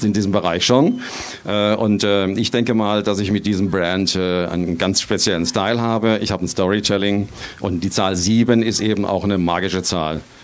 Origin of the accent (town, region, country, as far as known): Kehl, Baden-Württemberg, Germany